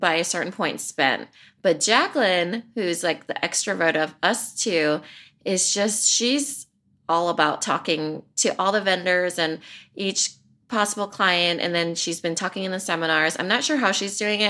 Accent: Iowa, United States; I'm from Iowa

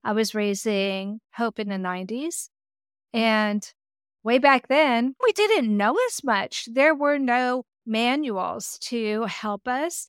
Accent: United States; accent: American; my American accent

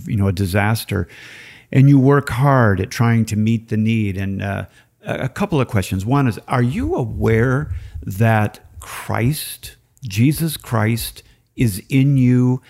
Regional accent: Minneapolis, Minnesota, United States; I'm from Minneapolis

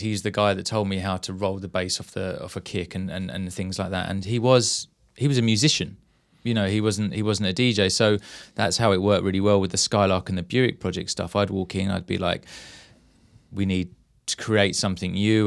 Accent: Maidstone, South East England, United Kingdom; growing up in Maidstone

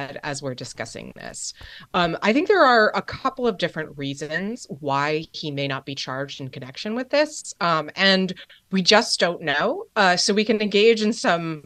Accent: New Jersey, United States; Bedminster, New Jersey, which I have to say is in my home state, so I have a bit of state pride there

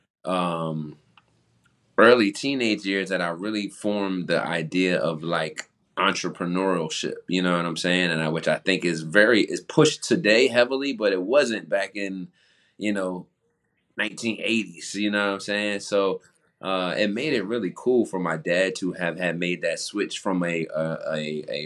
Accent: New Jersey, United States; moved away as an adult; also born or lived in Philadelphia, Pennsylvania; growing up in Jersey, I played music all through school

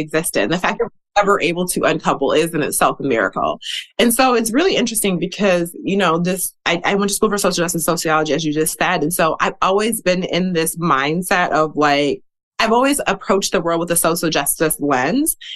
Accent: Milwaukee, Wisconsin, United States; I grew up in the Midwest. I'm from Wisconsin originally. I grew up in Milwaukee.

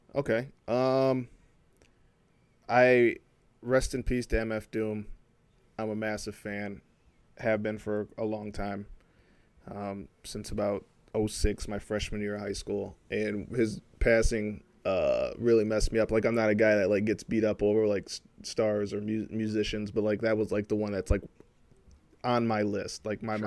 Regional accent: Flint, Michigan, United States; now in Troy, United States; I'm from Flint, Michigan. I live in Troy

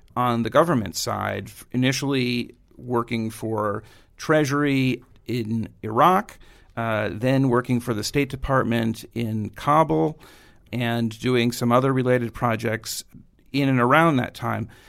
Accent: New York City, New York, United States; grew up in Queens, went to high school at Stuyvesant downtown.

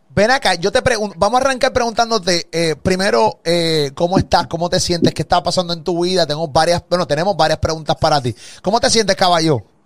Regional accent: Puerto Rico; de Puerto Rico

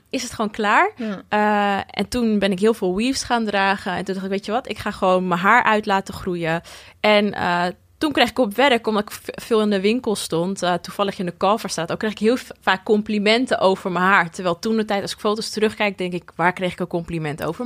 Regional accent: Almere, Flevoland, Netherlands; also born or lived in Lelystad; ik ben geboren in Lelystad en daarna wel verhuisd naar Almere

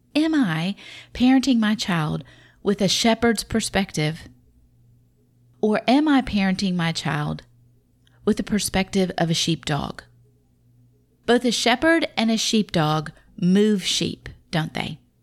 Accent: the South, Southern United States, United States; accent: southern; my southern accent

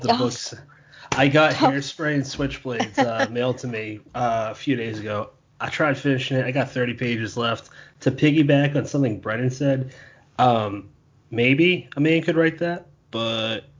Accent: Bridgewater, Massachusetts, United States; I grew up in a small town called Bridgewater

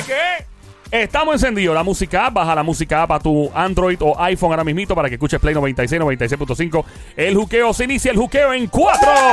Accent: Puerto Rico; somos los boricua

